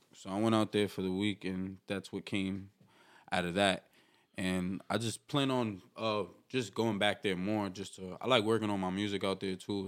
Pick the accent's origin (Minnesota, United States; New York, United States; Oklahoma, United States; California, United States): New York, United States; New York City; I'm from New York City, East Harlem. El Barrio, they call it